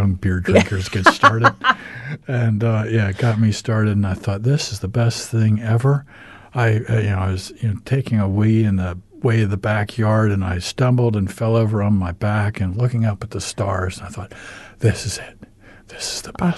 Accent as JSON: {"language": "English", "country": "United States", "also_born_or_lived": "New Zealand", "accent": "American", "moved": "as an adult", "lives_now": "Christchurch, New Zealand", "said": "I'm American. You can tell by my accent, but been in New Zealand now for 10 years"}